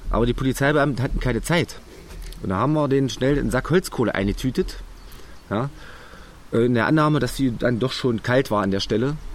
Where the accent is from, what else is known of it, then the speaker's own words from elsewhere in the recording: Wernigerode, Saxony-Anhalt, Germany; Meine Heimatstadt, wo ich geboren bin, empfehle ich immer sehr. Das ist Wernigerode, mhm. Bundesstadt am Harz.